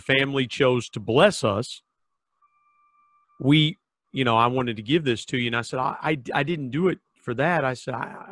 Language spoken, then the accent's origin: English; Southern Ohio, United States; I grew up in Southern Ohio